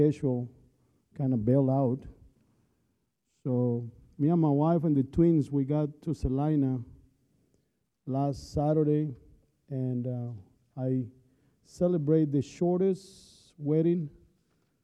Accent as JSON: {"language": "English", "country": "Colombia", "moved": "yes", "said": "I'm from Colombia, South America"}